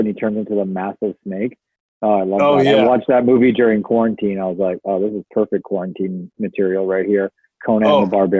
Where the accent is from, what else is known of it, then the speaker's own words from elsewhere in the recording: Fort Frances, Ontario, Canada; moved away; I love growing up in Port Francis.